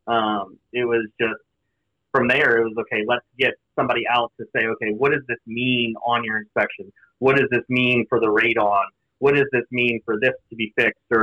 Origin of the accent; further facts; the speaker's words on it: New Orleans, Louisiana, United States; growing up in New Orleans